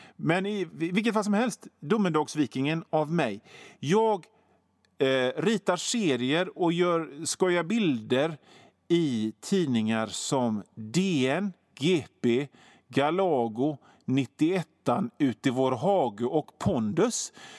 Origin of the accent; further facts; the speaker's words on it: Hönö, Västra Götaland, Sweden; 12-årig hårdrockare på Hönö, där jag kommer ifrån.